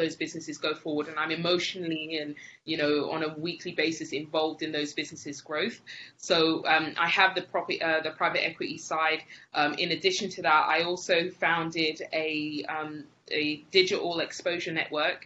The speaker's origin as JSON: {"language": "English", "region": "England", "country": "United Kingdom", "moved": "as an adult", "lives_now": "Spain", "said": "I'm from England originally. I moved to Spain with my husband afterwards."}